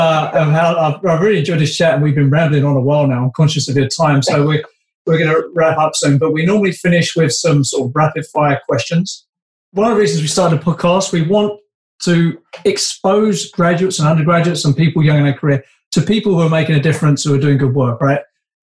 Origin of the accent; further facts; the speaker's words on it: London, United Kingdom; moved away; also born or lived in Canada; I'm from West London